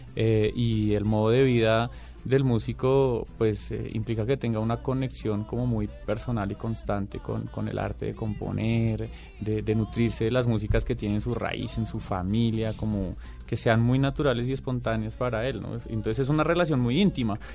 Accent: Bogotá, Colombia; somos tres rolos y un laboyano

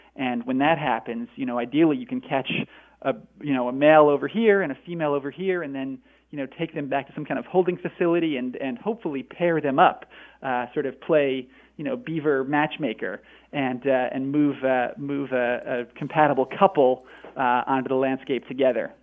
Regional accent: Northeast, United States; now in Northwest, United States; I grew up I grew up in in uh, the Northeast, and now I live in the Northwest

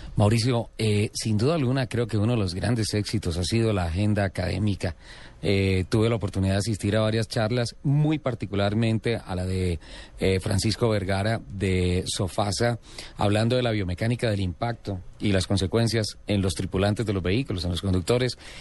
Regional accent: San Gil, Santander, Colombia; yo nací en San Gil

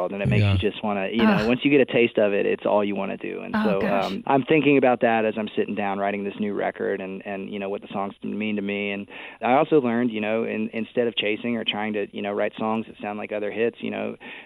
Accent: Texas, United States; we're both from Texas

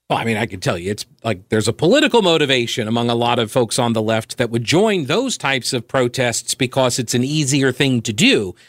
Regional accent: United States; I am from America

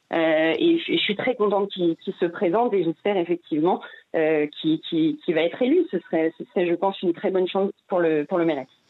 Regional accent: France; now in Israel; j'ai grandi en France

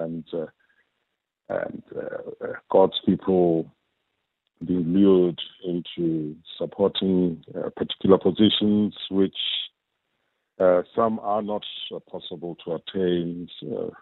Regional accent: South Africa; as South African citizens

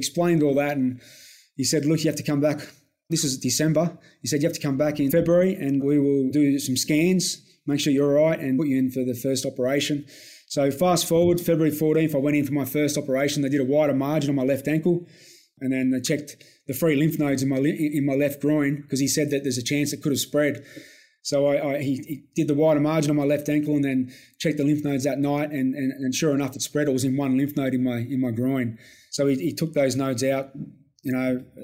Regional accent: Campbelltown, New South Wales, Australia; growing up in Campbelltown in a little town called Ayres

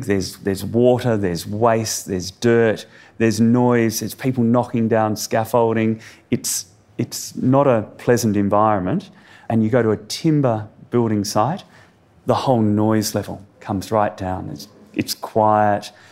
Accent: Perth, Western Australia, Australia; I grew up in Perth.

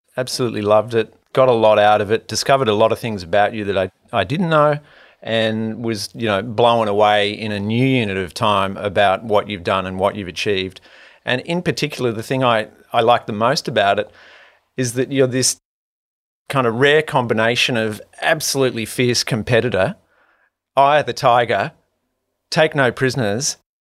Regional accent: Manly, New South Wales, Australia; I grew up in Manly

